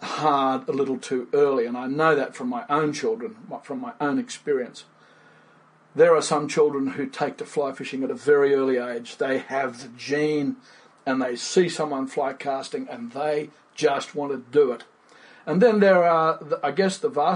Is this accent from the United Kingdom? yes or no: no; Fiji; now in Australia; Born and raised in Fiji. In the tropics, grew up fishing